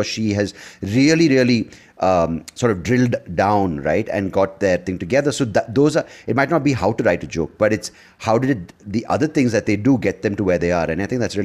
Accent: Bangalore, Karnataka, India; I'm from Bangalore

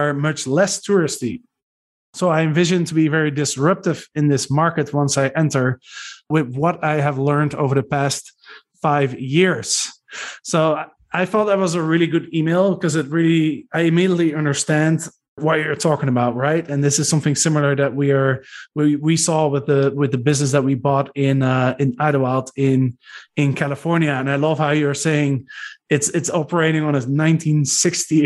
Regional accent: Arnhem, Gelderland, Netherlands; I grew up in Arnhem

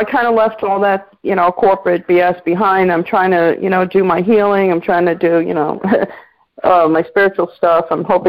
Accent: New York, United States; also born or lived in Broward County, Florida; now in Florida, United States; I'm from New York.

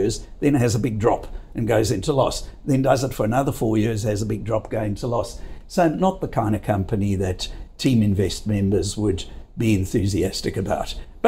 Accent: South Africa; now in Australia; I come from, as you know from my accent, from a country that used to produce 85% of all the world's gold

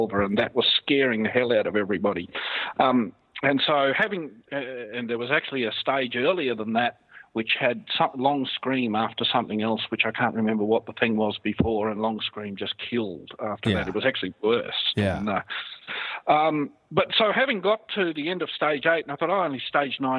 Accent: Australia; being an Aussie

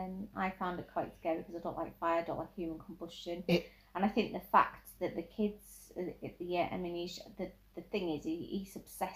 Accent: United Kingdom; we are British

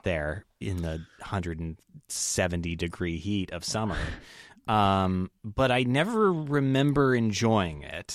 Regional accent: Las Vegas, Nevada, United States; growing up in Vegas

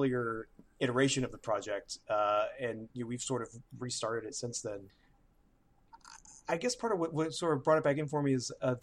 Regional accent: Birmingham, Alabama, United States; my hometown

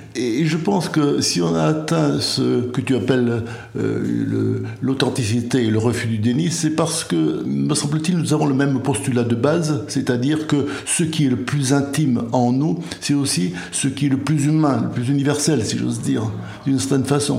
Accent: Béarn, Nouvelle-Aquitaine, France; moved away; also born or lived in Martinique / Guadeloupe; je suis originaire du Béarn, mais j'ai vécu euh, plus de 50 ans aux Antilles, à la Martinique et à la Guadeloupe.

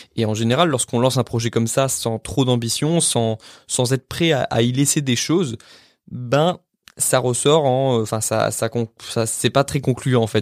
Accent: France; en tant que bon français

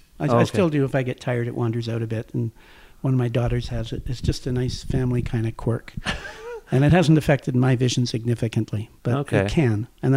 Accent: Toronto, Ontario, Canada; moved away as an adult; also born or lived in Ottawa / Hamilton / Newfoundland; I was born in Ottawa near the end of the war, and my parents then moved helter-skelter to Hamilton in Toronto

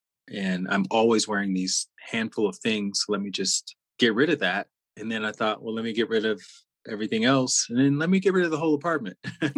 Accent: Alabama, United States; moved away; Yeah, I grew up in Alabama. Now I have a brother still there and his family, but the bulk of my family now is in Atlanta.

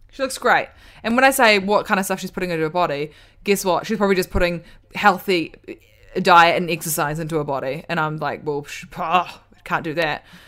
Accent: New Zealand; we're from New Zealand

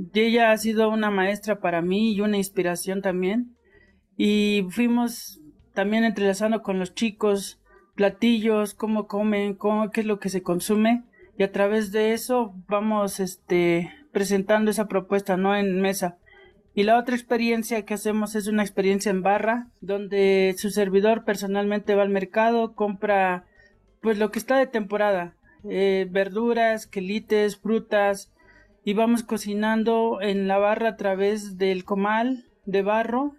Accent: Ocosingo, Chiapas, Mexico; yo soy originario de Ocosingo, donde se hace el queso bola

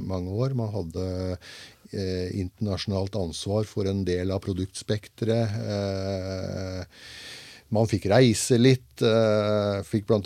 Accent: Svarstad, Vestfold, Norway; moved away as an adult; now in Grenland, Norway; Jeg er født og oppvokst i Lågendalen, i, eh, i, nærmere bestemt Svarstad

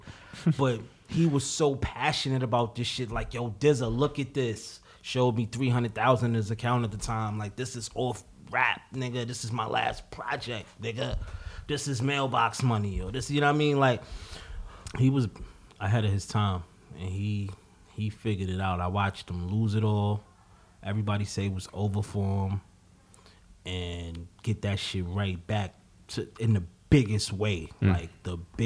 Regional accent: New York City, New York, United States; I'm from Harlem. Like, I'm from the hood

